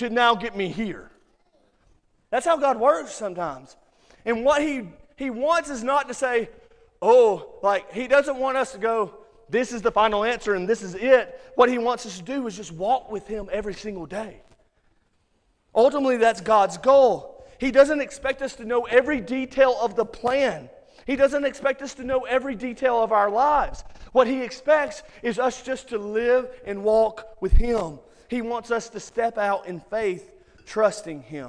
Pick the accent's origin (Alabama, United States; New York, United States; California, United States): Alabama, United States; Muscle Shoals; accent: Alabama; moved away as an adult; also born or lived in Orlando, Florida / Colorado; now in Hazel Green, United States; I grew up in Muscle Shoals, and Alabama people are weird. You guys know it. We are. We all have a weird accent